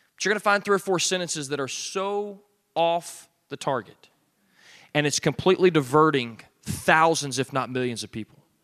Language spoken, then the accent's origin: English; Arkansas, United States; moved away; also born or lived in Alabama; I'm from Arkansas and then lived in Alabama